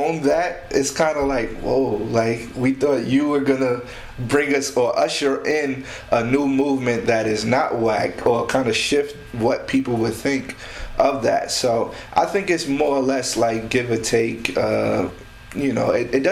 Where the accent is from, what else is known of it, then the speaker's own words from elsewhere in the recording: New York City, New York, United States; born and raised in Queens